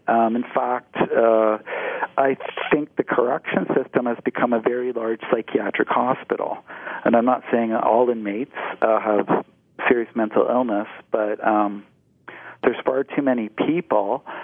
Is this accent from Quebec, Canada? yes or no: no; Ontario, Canada; as a young man growing up in Ontario, as a child